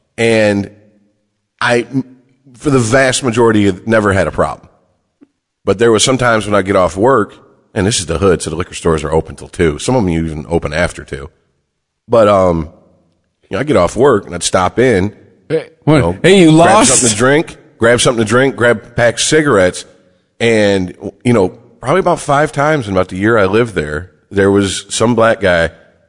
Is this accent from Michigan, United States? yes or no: yes; Detroit, Michigan, United States; moved away; also born or lived in New York; I said, I'm from Detroit.